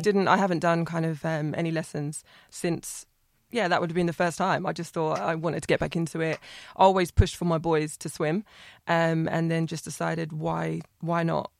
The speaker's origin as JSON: {"language": "English", "town": "Ipswich", "region": "East of England", "country": "United Kingdom", "said": "I'm from Ipswich"}